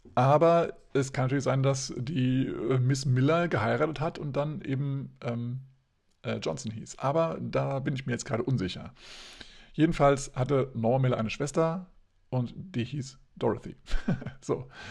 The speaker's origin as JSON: {"language": "German", "region": "Hesse", "country": "Germany", "said": "bei uns in Hessen"}